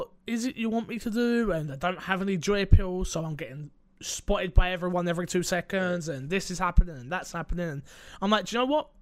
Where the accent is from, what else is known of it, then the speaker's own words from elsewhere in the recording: United Kingdom; I'm British